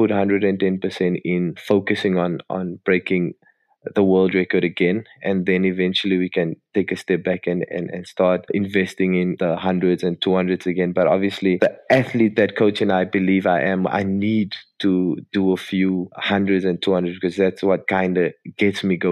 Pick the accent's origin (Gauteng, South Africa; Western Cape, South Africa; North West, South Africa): Western Cape, South Africa; Cape Town; also born or lived in Midrand / Johannesburg; growing up in Cape Town and being a Cape boy